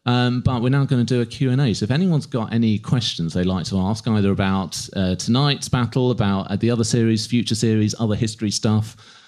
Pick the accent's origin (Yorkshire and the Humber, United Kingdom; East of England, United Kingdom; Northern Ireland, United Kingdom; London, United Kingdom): East of England, United Kingdom; Essex; because we're from Essex.